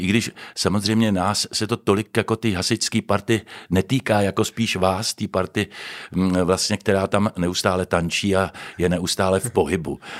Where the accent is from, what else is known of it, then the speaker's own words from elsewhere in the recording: Prague, Czechia; moved away as an adult; also born or lived in Pardubice; now in Ostrava, Czechia; Narodil jsem se v Praze.